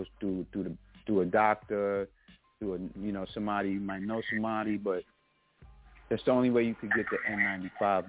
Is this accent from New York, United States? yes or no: yes; New York City, New York, United States; I'm from the Kingsbridge section of the Bronx